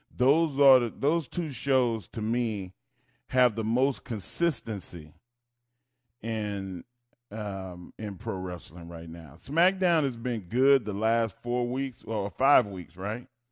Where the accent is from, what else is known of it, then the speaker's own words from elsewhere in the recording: Texas, United States; I grew up in Texas